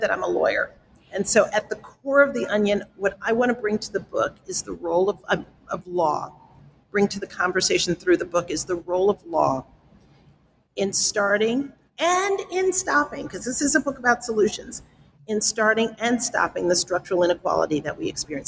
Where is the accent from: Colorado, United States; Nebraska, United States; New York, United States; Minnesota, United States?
New York, United States; New York City; I grew up in the South Bronx